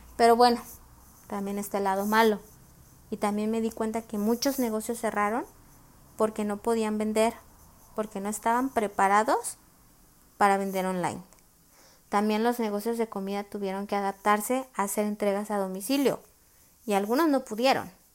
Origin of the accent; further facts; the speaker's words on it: Mexico; soy de México